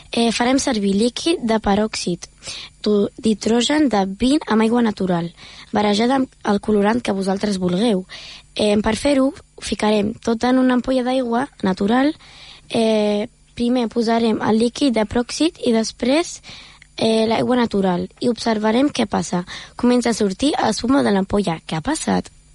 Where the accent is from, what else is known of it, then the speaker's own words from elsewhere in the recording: Germany; now in Premià de Mar, Spain; jo sóc d'Alemanya